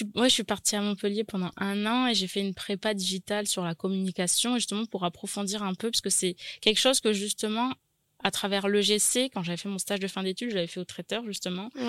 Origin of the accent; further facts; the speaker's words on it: Nouméa, South Province, New Caledonia; née à Nouméa, j'ai grandi à Nouméa